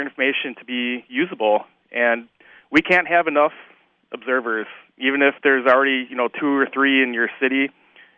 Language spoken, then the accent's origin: English; Fond du Lac, Wisconsin, United States; I grew up in Fond du Lac, so I witnessed the Oakfield tornado back in 1996